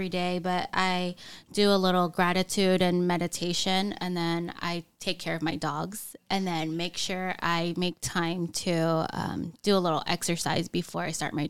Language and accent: English; Bay Area, California, United States; now in San Diego, United States; I'm born and raised in the Bay Area as well, but I live in San Diego.